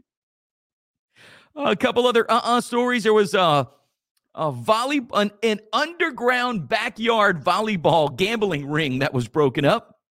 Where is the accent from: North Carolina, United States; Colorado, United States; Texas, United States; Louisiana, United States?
Louisiana, United States; Church Point; my hometown of Churchpoint